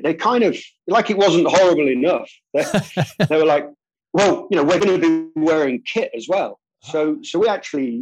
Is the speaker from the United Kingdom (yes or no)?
yes; United Kingdom; I'm British